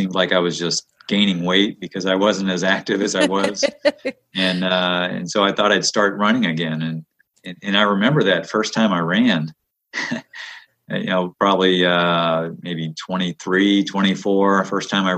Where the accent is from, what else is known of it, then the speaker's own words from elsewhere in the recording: the South, United States; moved away; also born or lived in Midwest / Northeast; growing up in the South